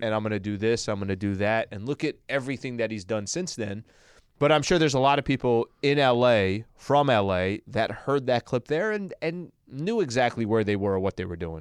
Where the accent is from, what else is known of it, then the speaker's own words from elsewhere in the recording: La Mesa, California, United States; also born or lived in El Cajon, California; I was born in La Mesa